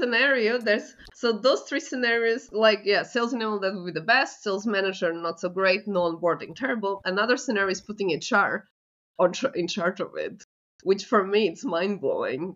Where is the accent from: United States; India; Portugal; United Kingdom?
Portugal; I'm from Portugal